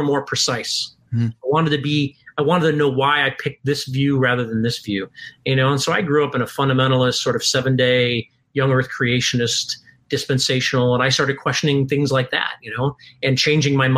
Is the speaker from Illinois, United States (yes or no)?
yes; Chicago, Illinois, United States; moved away as an adult; I'm from Chicago